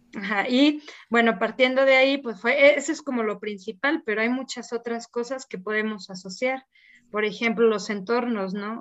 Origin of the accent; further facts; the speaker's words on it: San Luis Potosí, Mexico; soy de San Luis Potosí